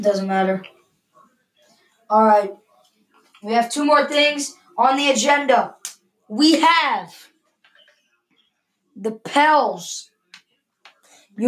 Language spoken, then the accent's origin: English; Louisiana, United States; I'm from Louisiana